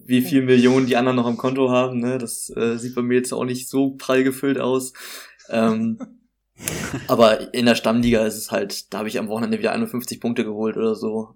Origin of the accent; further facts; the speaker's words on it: Hamburg, Germany; moved away as an adult; now in Greifswald, Germany; ursprünglich komme ich, komm ich tatsächlich aus Hamburg